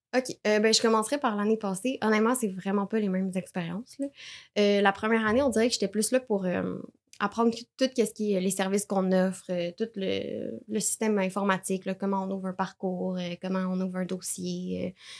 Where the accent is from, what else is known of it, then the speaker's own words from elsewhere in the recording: Terrebonne, Quebec, Canada; je viens de Lachenay